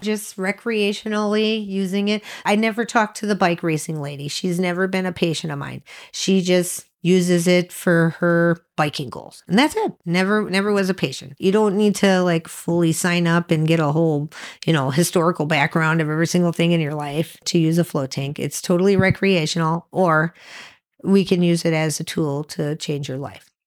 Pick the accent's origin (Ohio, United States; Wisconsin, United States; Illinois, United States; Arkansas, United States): Wisconsin, United States; Sheboygan; we're from Sheboygan, Wisconsin